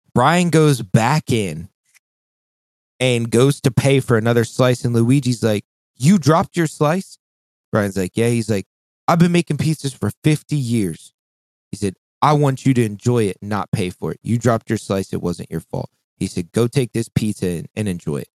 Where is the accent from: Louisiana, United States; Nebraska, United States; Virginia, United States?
Virginia, United States; Shenandoah Valley